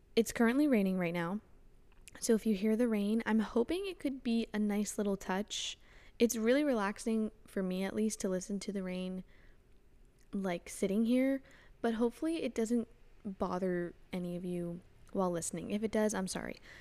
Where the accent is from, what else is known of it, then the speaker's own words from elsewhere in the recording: Florida, United States; also born or lived in Canada; grew up in Florida, so I just had, you know, constant sunshine